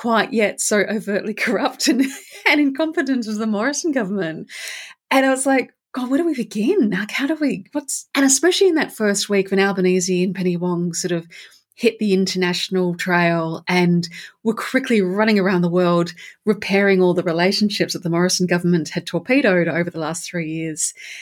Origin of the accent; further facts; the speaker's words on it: Perth, Western Australia, Australia; I used to live in Curtin. I grew up in Curtin.